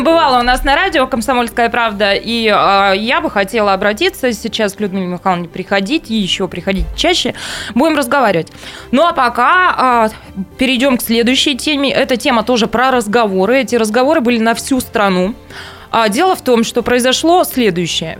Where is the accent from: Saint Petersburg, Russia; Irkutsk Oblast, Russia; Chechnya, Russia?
Irkutsk Oblast, Russia; Taishet; moved away; я из Тайшета, и я горжусь этим